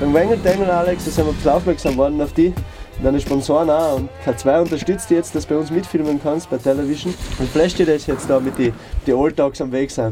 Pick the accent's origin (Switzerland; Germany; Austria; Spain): Austria; Mayrhofen, Tyrol; aus Meyerhofen.